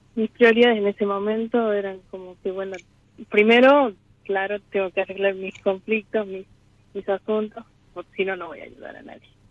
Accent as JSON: {"language": "Spanish", "region": "Catamarca", "country": "Argentina"}